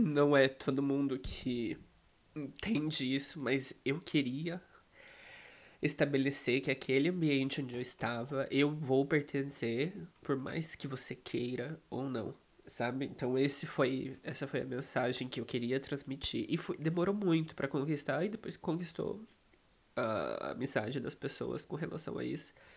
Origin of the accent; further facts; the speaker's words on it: Brazil; moved away as an adult; now in Poland; Eu não saí do Brasil